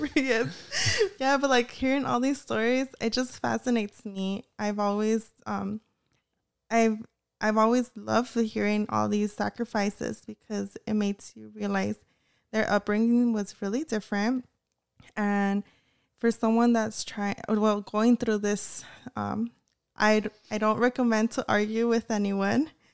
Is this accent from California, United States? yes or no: yes; Bellflower, California, United States; also born or lived in Huntington Park; I was born in Huntington Park and raised in Bellflower